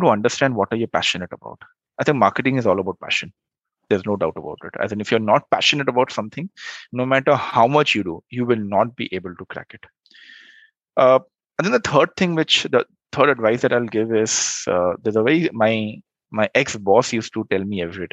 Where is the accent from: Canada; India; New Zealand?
India; Jamshedpur, Jharkhand; moved away; go back to Jamshedpur, which is my hometown